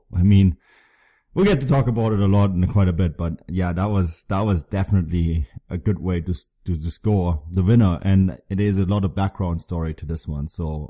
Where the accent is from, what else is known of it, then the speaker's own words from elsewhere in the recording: Germany; moved away; when I grew up in Germany